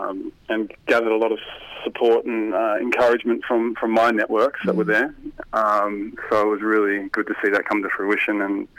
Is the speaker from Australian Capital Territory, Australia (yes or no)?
no; Sydney, New South Wales, Australia; So I live on the northern beaches in Sydney and have for about 15 years. But prior to that, I grew up in Western Sydney.